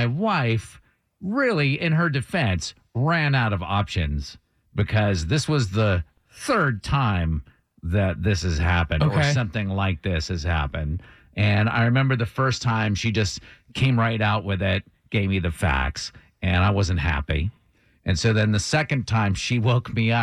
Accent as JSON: {"language": "English", "region": "Vermont", "country": "United States", "also_born_or_lived": "Boston", "moved": "yes", "lives_now": "Atlanta, United States", "said": "I'm from Vermont. I practically like spent 5-10 years in Boston"}